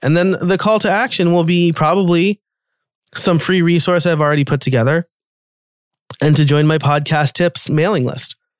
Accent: New York, United States; now in Pennsylvania, United States; I'm from New York

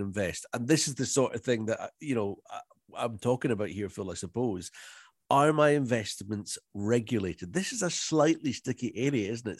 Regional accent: Loch Ness, Scotland, United Kingdom; born or raised there

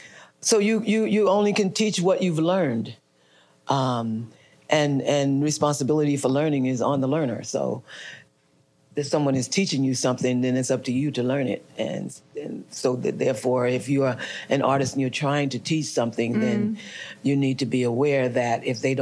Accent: Newark, New Jersey, United States; moved away; It was somewhere in Newark. Okay. In my hometown.

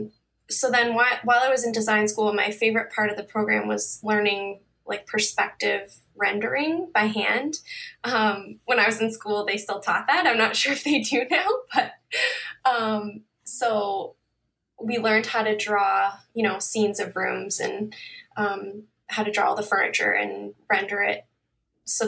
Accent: Toronto, Ontario, Canada; I'm from Toronto, Ontario, Canada

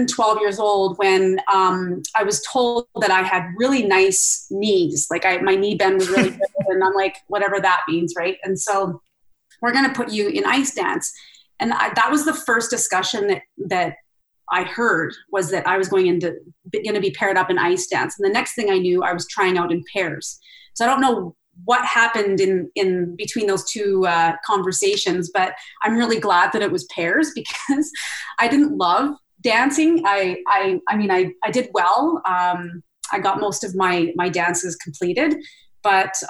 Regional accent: Red Deer, Alberta, Canada; we had these outdoor arenas in all the communities in Red Deer growing up

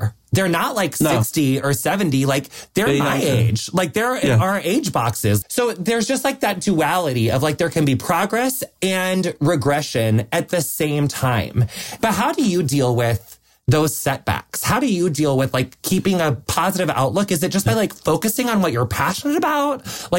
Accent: United States; Like I was born in 87. I, you know, was raised in rural America

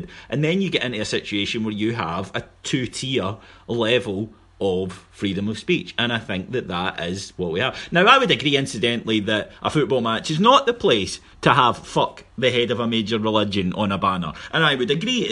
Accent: Scotland, United Kingdom; in Scotland we have a sneering middle class who look down on working class people

